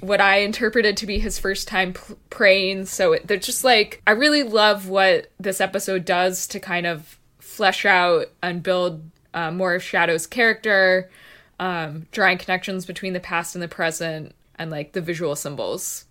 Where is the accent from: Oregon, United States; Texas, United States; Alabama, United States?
Texas, United States; being a Texan